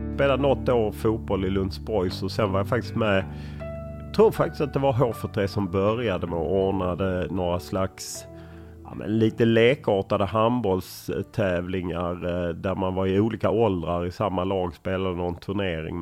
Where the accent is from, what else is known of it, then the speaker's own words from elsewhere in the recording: Lund, Skåne, Sweden; moved away as an adult; also born or lived in Stockholm; Jag är uppvuxen på Tuna